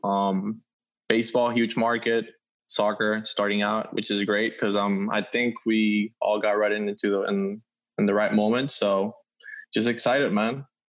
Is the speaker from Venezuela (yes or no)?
yes; Venezuela; moved away; I'm from Venezuela